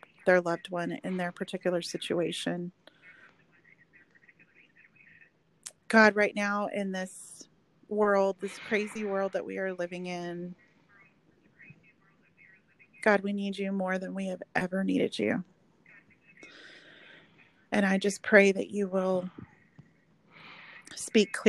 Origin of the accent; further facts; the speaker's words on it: Oklahoma, United States; moved away as an adult; now in Texas, United States; I'm actually from Oklahoma originally, but I've lived here since college